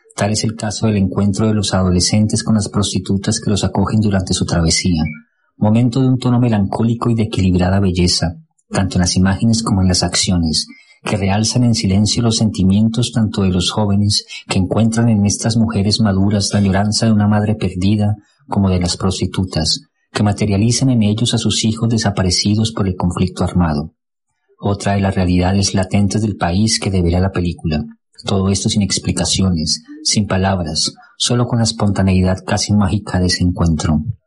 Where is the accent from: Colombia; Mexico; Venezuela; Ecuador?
Colombia; como colombiano